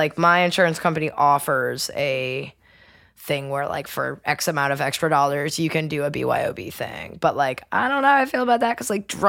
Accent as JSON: {"language": "English", "region": "New England", "country": "United States", "tie": "born or raised there", "moved": "yes", "lives_now": "West Virginia, United States", "said": "I grew up in New England"}